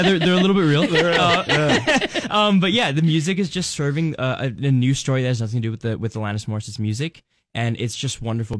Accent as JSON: {"language": "English", "town": "Los Angeles", "region": "California", "country": "United States", "said": "I'm from Los Angeles, California."}